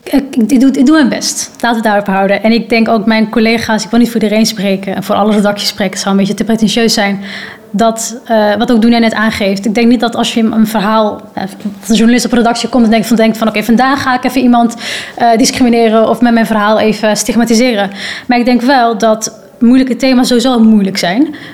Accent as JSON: {"language": "Dutch", "country": "Netherlands", "said": "ik kom van Nederland"}